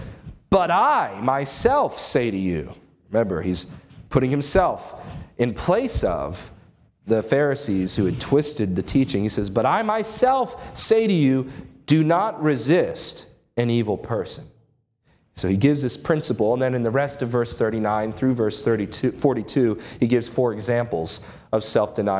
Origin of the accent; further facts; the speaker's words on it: United States; As American citizens